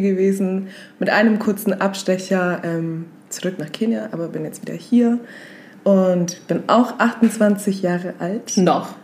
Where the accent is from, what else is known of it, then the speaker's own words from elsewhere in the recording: Augsburg, Bavaria, Germany; also born or lived in West Africa; komme auch aus Augsburg, bin mit sieben nach Augsburg gekommen, straight out of Africa